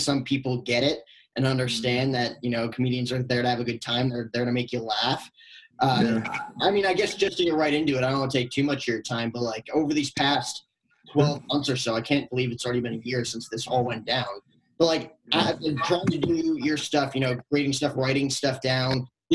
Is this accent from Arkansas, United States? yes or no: no; Fort Lee, New Jersey, United States; I grew up right outside Manhattan, Fort Lee, New Jersey